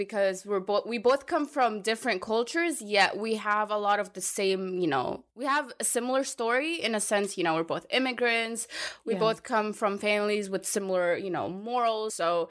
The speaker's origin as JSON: {"language": "English", "country": "Egypt", "said": "So for anyone who's wondering, I'm Egyptian. I get mistaken a lot for being Hispanic"}